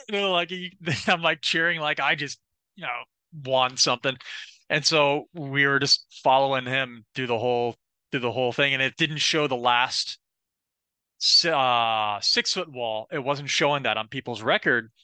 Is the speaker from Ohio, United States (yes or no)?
no; Florida, United States; I'm also from Florida too